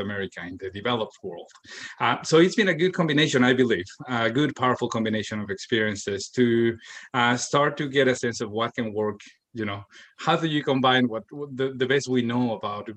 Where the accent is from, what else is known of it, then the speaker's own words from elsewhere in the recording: Mexico; moved away as an adult; now in Toronto, Canada; I am from Mexico originally, although I've been living in the city of Toronto in Canada for the past 10 years.